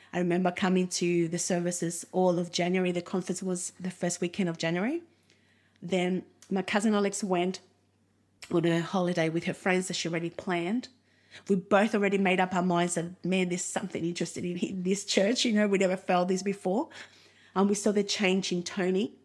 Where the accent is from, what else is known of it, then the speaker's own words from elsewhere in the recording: Argentina; English is a second language; also born or lived in Uruguay; now in Australia; we grew up in Uruguay until I was around five. Then after that, we moved to Argentina